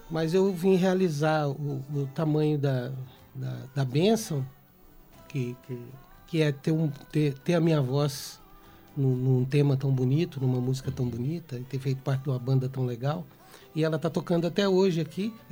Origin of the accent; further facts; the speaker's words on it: Belo Horizonte, Minas Gerais, Brazil; born there; eu nasci em Belo Horizonte, mas foi onde eu menos morei na minha vida.